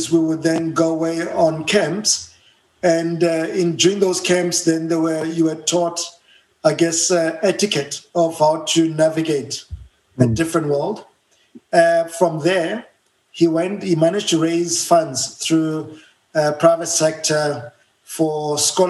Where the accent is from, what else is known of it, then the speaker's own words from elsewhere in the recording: Johannesburg, Gauteng, South Africa; English is a second language; So I was born and bred in Soweto, a small place called Rockville in Soweto, Johannesburg, South Africa